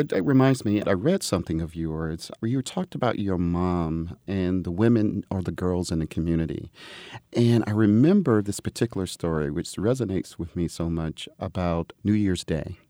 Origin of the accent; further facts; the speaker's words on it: Atlanta, Georgia, United States; moved away; I had an opportunity to go back to Atlanta to teach at Emory